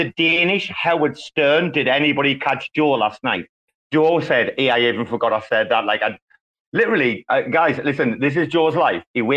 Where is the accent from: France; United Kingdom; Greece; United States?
United Kingdom; England; I'm fucking English and I'm speaking English